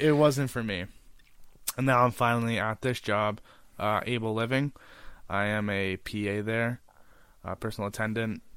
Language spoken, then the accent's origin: English; Smithville, Ontario, Canada; I was from Smithville, Ontario, and I never really used to go to Hamilton ever